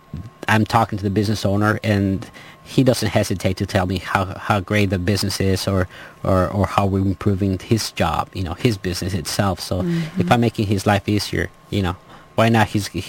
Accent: Los Angeles, California, United States; I grew up in Canoga Park.

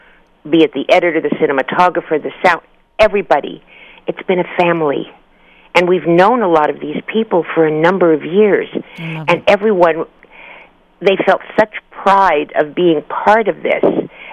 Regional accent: New York City, New York, United States; Yeah, I'm from the Bronx, honey.

